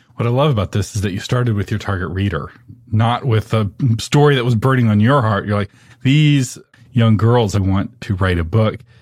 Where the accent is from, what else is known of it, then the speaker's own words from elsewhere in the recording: Texas, United States; I'm from Texas